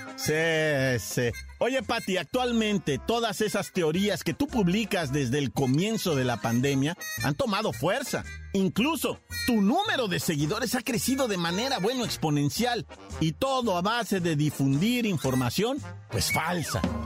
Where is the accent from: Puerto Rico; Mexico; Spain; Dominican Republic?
Mexico; Somos mexicanos